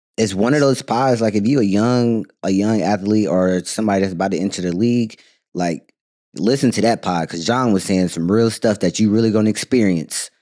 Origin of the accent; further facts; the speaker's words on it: North Carolina, United States; I grew up in North Carolina playing basketball